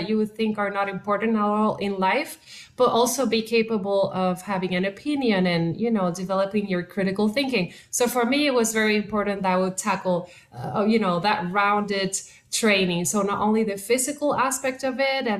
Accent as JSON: {"language": "English", "country": "Puerto Rico", "first_language": "Spanish", "second_language": "English", "moved": "as an adult", "lives_now": "Los Angeles, United States", "said": "I am originally from Puerto Rico"}